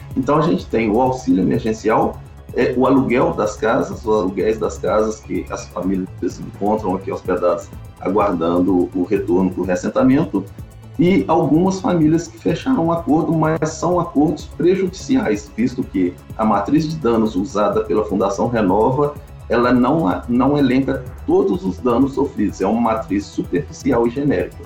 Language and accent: Portuguese; Mariana, Minas Gerais, Brazil; eu nasci em Bento, na, na casa que pertence ao meu pai, é uma casa que veio de, de, de, herança dos meus antepassados. Eu nasci lá em Bento mesmo, nas mãos de parteira